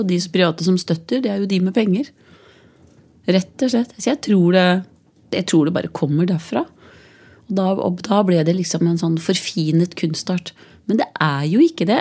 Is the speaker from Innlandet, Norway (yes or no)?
yes; Biri, Innlandet, Norway; also born or lived in Hedmark; Jeg er jo fra Biri